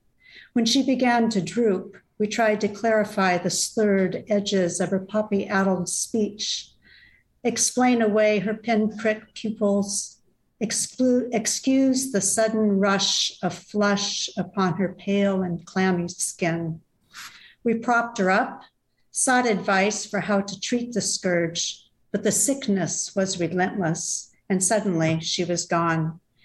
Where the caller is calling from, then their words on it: Seattle, Washington, United States; Seattle, Washington.